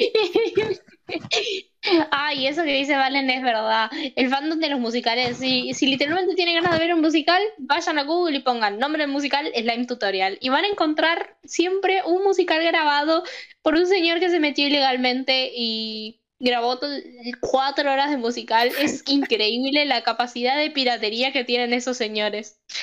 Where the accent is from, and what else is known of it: Argentina